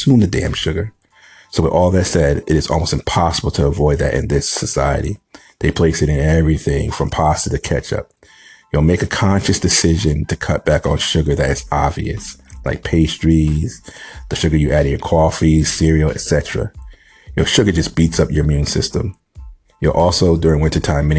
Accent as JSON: {"language": "English", "region": "New England", "country": "United States", "tie": "born or raised there", "said": "I grew up in the Northeast in New England."}